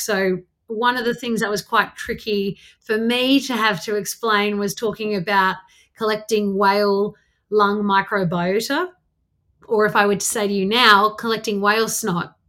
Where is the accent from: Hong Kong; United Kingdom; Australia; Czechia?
Australia; Canberra, Australian Capital Territory; I grew up in Canberra outside on a farm